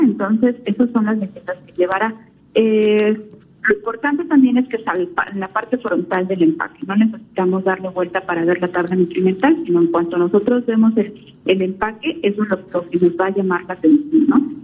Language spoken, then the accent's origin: Spanish; Mexico; como mexicanos